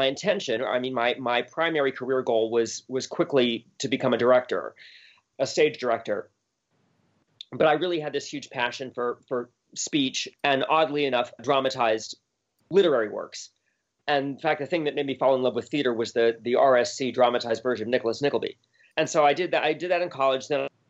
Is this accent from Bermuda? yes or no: yes; Bermuda; I grew up in Bermuda, of all places, which is a British colony.